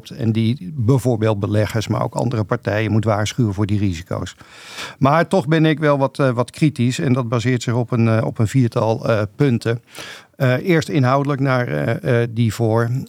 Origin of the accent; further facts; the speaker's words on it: Rotterdam, South Holland, Netherlands; Ik ben ook Rotterdammer, maar ik denk er iets anders over.